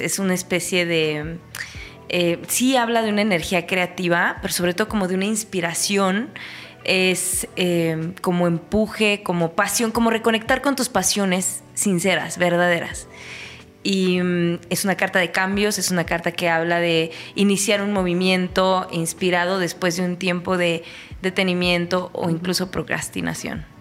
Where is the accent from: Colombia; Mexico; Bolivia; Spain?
Mexico; State of Mexico; soy una chica eh, mexiquense